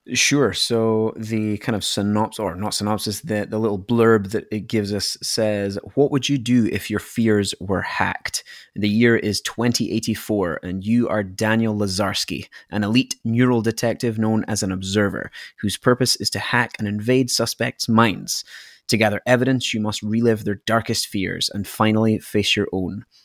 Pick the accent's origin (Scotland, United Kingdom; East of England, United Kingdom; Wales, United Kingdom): Scotland, United Kingdom; moved away; from my accent that I'm not from, uh, I'm not from Canada, I'm from Scotland